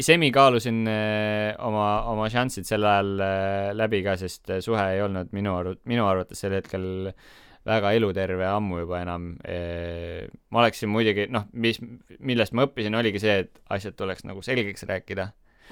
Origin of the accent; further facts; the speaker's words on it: Estonia; me oleme kõik eestlased, me räägime sama keelt